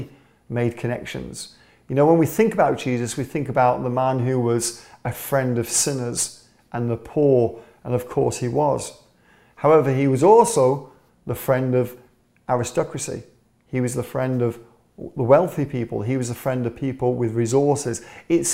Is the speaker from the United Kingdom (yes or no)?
yes; England, United Kingdom; As an Englishman